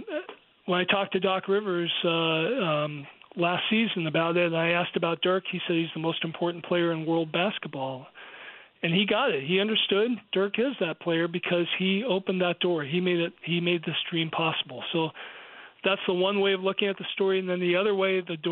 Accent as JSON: {"language": "English", "country": "United States", "said": "I'm American"}